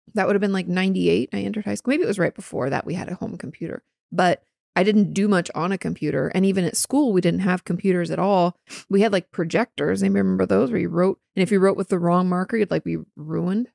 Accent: Southwest Washington, United States; moved away; in the Pacific Northwest, particularly where I grew up in Washington State and, like, Southwest Washington

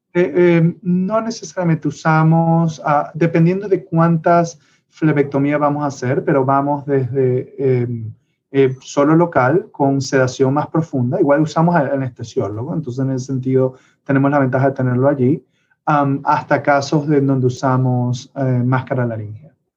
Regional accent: Venezuela; moved away; soy de Venezuela y eso siempre lo llevaré por dentro

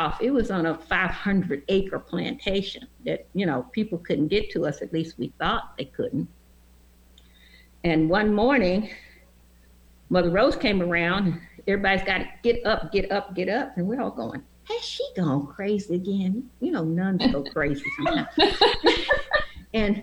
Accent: Franklin, Tennessee, United States; I was born in Franklin, which is about 14 miles south of Nashville.

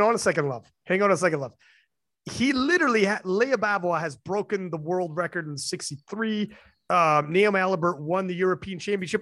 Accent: Canada; I'm Canadian

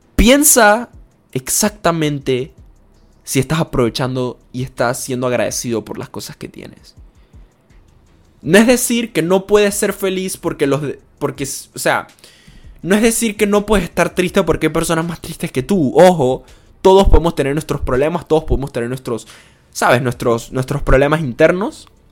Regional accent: Panama

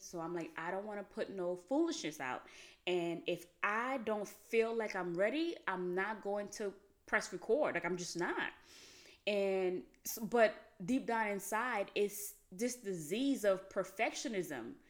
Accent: Haiti; moved away; I grew up in Haiti

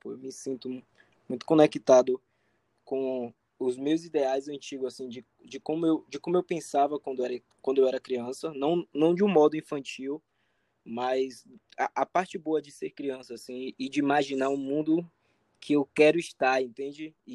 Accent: Salvador, Bahia, Brazil; moved away; Eu sou de Salvador

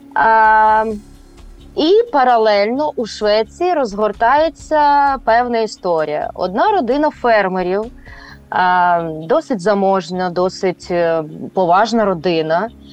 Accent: Kyiv, Ukraine; moved away as an adult; also born or lived in Irpin, Ukraine; now in Sweden; мій рідний Київ

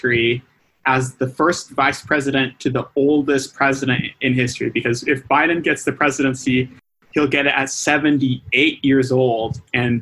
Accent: United States; as an American

